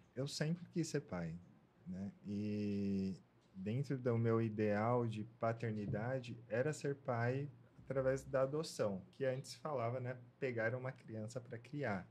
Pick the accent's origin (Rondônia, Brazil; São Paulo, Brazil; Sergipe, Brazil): São Paulo, Brazil; Ribeirão Pires; Eu sou do, de Ribeirão Pires, na ABC Paulista. Nasci, cresci lá.